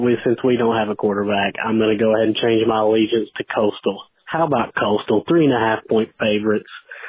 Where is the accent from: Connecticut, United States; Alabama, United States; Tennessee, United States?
Tennessee, United States; East; I'm from East Tennessee.